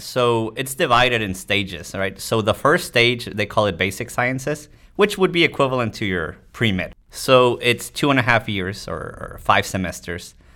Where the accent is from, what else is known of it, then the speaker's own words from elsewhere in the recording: Tijuana, Baja California, Mexico; moved away as an adult; also born or lived in United States; I grew up in Mexico. I was born in the States, actually, but I grew up in Mexico. Tijuana, it's across the border from San Diego.